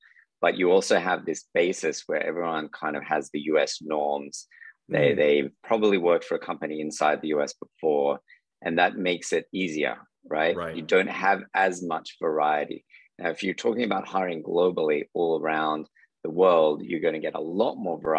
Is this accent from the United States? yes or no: no; Sydney, New South Wales, Australia; From Australia, from Sydney, Australia.